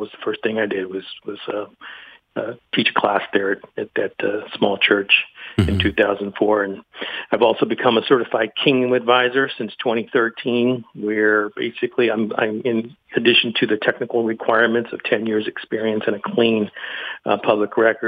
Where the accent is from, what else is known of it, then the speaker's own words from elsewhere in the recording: Los Angeles, California, United States; I was born in Southern California, Los Angeles, to a Catholic family. Was raised in the Catholics church